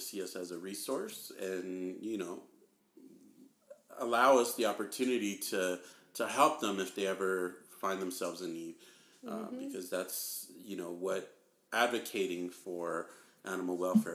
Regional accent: Southern California, United States; I'm basically from SoCal, like, born, raised

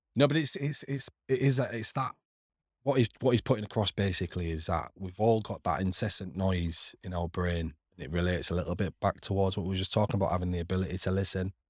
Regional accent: Hull, Yorkshire and the Humber, United Kingdom; moved away as an adult; also born or lived in Middle East; now in Canada; on Council Estate where I grew up on Cavill Place.

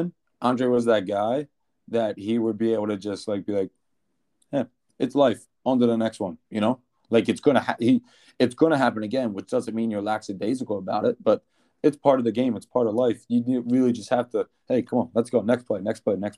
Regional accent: Philadelphia, Pennsylvania, United States; playing for my hometown team

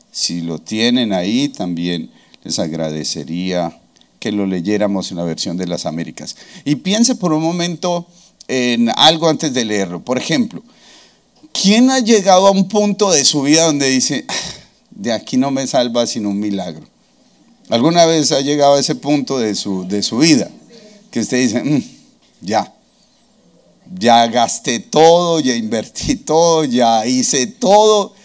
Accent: Colombia; nuestro himno nacional colombiano

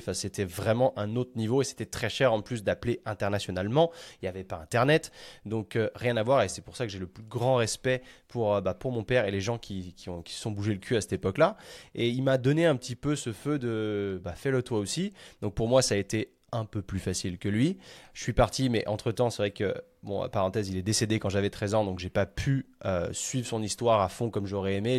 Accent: France; moved away as an adult; en tant que bon petit français

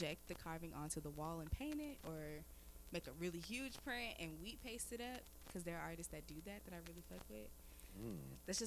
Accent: Powder Springs, Georgia, United States; I'm from Atlanta. Or from Powder Springs.

